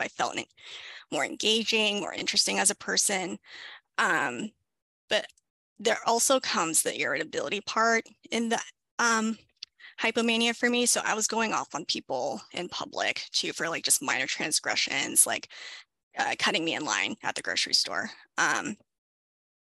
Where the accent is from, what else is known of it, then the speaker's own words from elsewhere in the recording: Southern California, United States; I was born and raised in Southern California